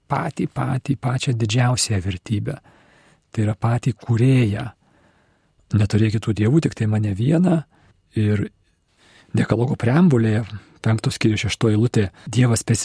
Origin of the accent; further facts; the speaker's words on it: Lithuania; Kai mes lietuviai, katalikai